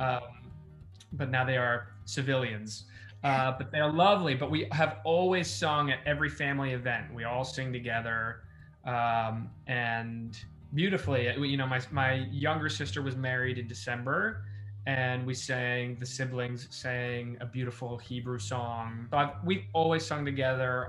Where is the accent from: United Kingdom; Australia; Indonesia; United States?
United States; Los Angeles, California; born or raised there